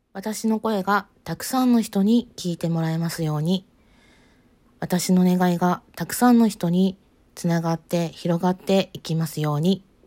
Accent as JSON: {"language": "Japanese", "town": "Matsue", "region": "Shimane", "country": "Japan", "tie": "born or raised there", "said": "地元が、えー、実家があるのが島根県松江市です"}